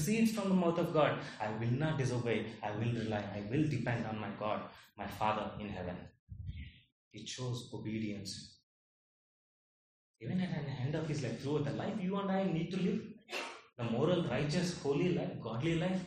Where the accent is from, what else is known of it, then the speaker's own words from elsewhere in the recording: India; I am born in India. I don't have a choice but to be Indian